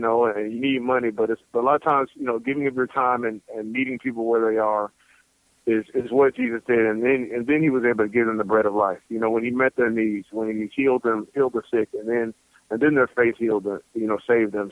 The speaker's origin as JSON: {"language": "English", "town": "Norfolk", "region": "Virginia", "country": "United States", "tie": "born or raised there", "said": "I was born in Norfolk, Virginia"}